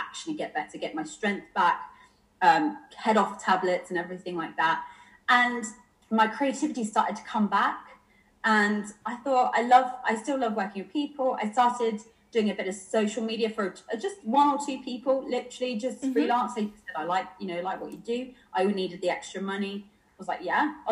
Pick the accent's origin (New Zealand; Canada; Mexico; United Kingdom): United Kingdom; Bournemouth, South West England; moved away as an adult; also born or lived in London; now in Bournemouth, United Kingdom; I was originally from Dorset. I was from Bournemouth.